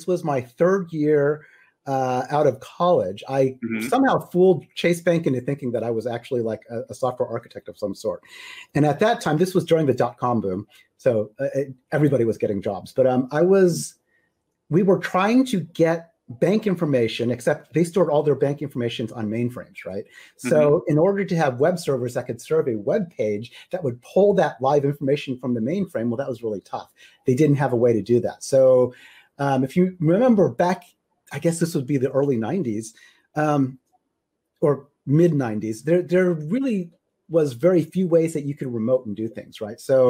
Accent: Midwest, United States; moved away as an adult; also born or lived in Houston, Texas; now in Seattle area, United States; I grew up in the Midwest in the United States

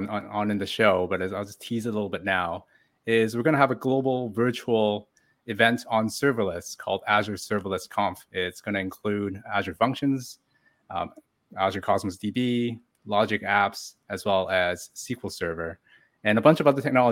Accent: Canada

